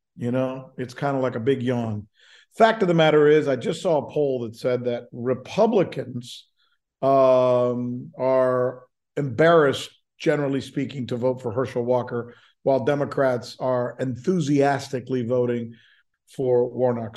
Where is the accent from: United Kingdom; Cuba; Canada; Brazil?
Cuba; moved away; also born or lived in Minnesota / Orlando; I grew up in Cuba, refugee, grew up super poor in a barrio.